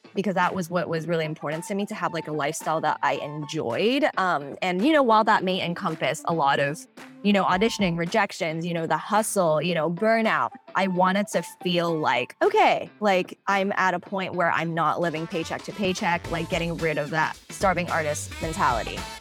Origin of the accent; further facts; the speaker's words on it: Hong Kong; moved away as an adult; now in United States; I am originally from Hong Kong, born and raised, and I came to the States when I was eighteen